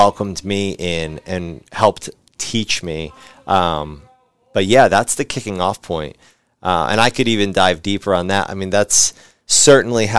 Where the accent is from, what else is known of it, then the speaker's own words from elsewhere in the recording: West Chester, Pennsylvania, United States; I grew up in Westchester, Pennsylvania